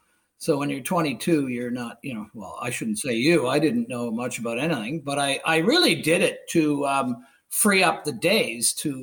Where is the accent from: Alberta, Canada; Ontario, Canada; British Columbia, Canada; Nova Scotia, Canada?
Ontario, Canada; they said, so where are you from? And I said, well, I'm from the Beaches.